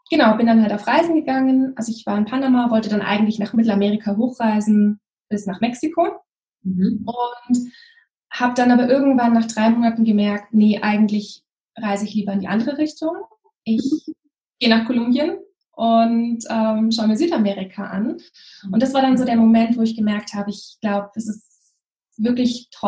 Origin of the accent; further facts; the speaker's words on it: Lake Constance, Germany; also born or lived in Munich; ganz ursprünglich, bin dort aufgewachsen und habe dann viele Jahre in München gelebt.